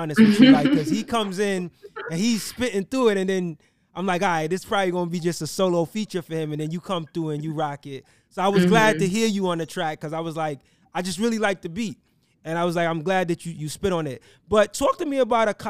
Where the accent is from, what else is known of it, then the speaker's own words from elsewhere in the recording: New York City, New York, United States; I grew up in Brooklyn in the 90s